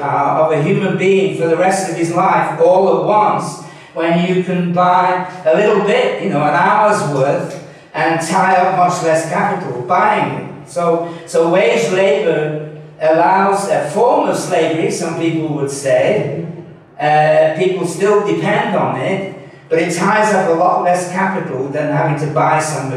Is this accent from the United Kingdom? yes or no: yes; Manchester, North West England, United Kingdom; Manchester, which is my hometown